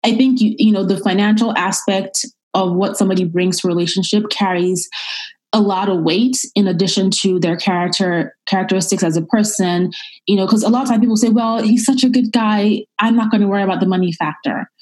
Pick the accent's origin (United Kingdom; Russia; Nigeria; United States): Nigeria; moved away; I'm originally from Nigeria